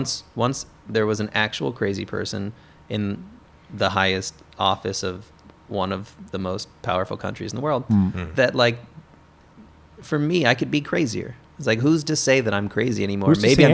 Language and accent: English; Kansas City, Missouri, United States; Kansas City.